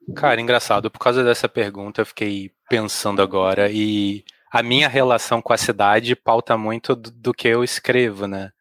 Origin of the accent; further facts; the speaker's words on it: Rio de Janeiro, Brazil; Eu cresci num bairro chamado Rio Comprido